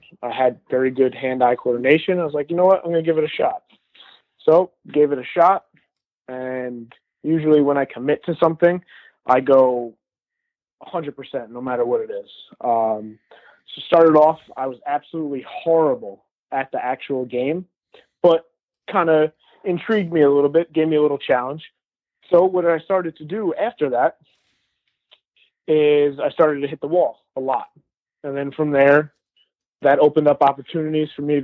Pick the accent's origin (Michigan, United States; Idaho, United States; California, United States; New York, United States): New York, United States; Newburgh; I'm from Newburgh.